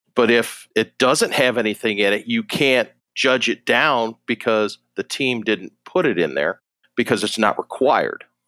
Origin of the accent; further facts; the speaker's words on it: Rochester, New York, United States; moved away as an adult; also born or lived in Jacksonville, Florida; I grew up in Western New York, um, outside Rochester